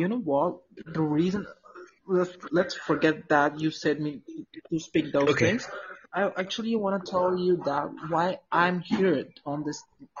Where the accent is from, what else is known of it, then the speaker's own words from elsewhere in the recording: Mumbai, Maharashtra, India; English is a second language; I'm from Maharashtra, Mumbai. In east.